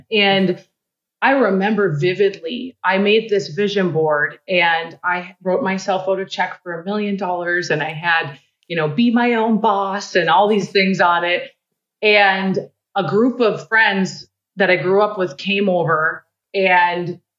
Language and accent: English; Midwest, United States; I'm a girl from the Midwest who didn't grow up with a lot.